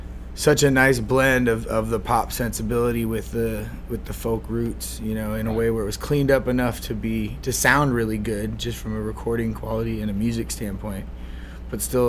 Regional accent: Spokane, Washington, United States; moved away; I grew up in Spokane, Washington, near the Idaho border

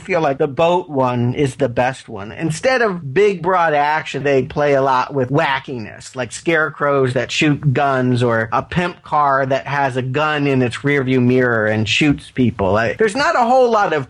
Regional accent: the South, United States; I do come from the South. I was born in the South

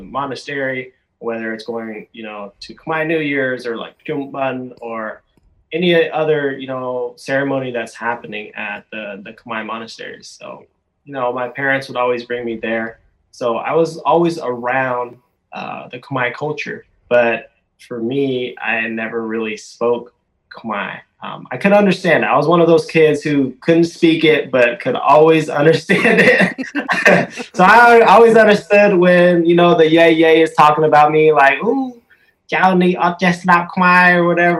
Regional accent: Tukwila, Washington, United States; moved away as an adult; also born or lived in Seattle, Washington / Cambodia; I grew up in Tukwila, Washington, and my parents were very invested in the Khmer culture.

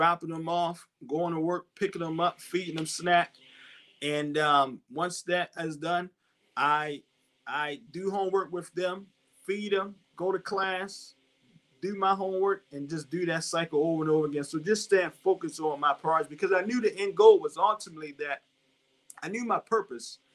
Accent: Baltimore, Maryland, United States; I grew up in West Baltimore

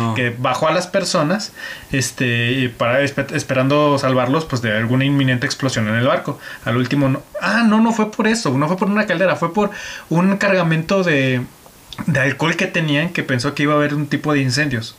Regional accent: Aguascalientes, Mexico; nosotros como mexicanos, este, eh, habitantes de Aguascalientes

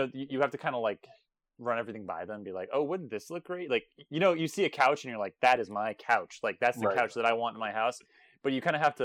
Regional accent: Florida, United States; I'm from Florida

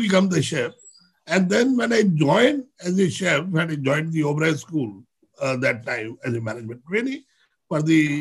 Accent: India; I'm not from the other country. I'm Indian.

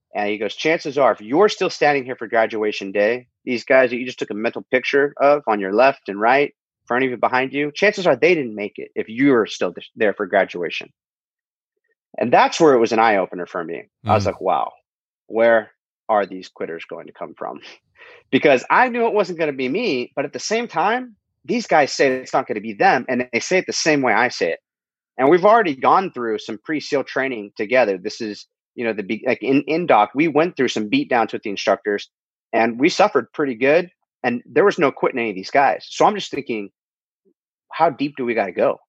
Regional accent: Huntington Beach, California, United States; my hometown, Huntington Beach, California

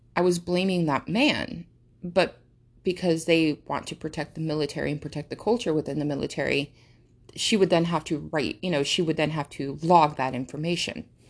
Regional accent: United States; English is a second language; English is not my first language, number one. So I lear-, I had to learn how to speak English. I did not speak English until I went to American school. And I've been here, I've been in America, duh, like, the entire time

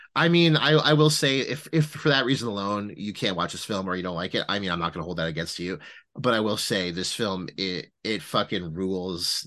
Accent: Ottawa, Ontario, Canada; we're all from Ottawa

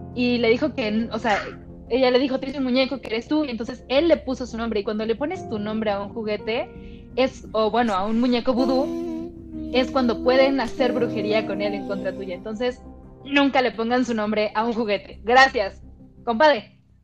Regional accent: Mexico City, Mexico; quienes somos de la Ciudad de México

